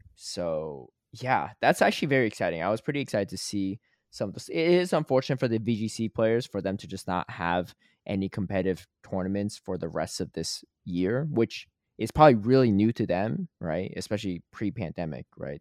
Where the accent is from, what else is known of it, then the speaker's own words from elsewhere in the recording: Connecticut, United States; also born or lived in Atlanta; now in Los Angeles, United States; I grew up in Connecticut